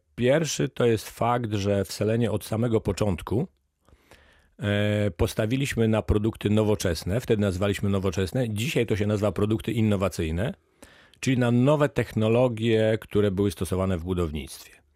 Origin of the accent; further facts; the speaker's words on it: Lower Silesian Voivodeship, Poland; Ja pochodzę z Dolnego Śląska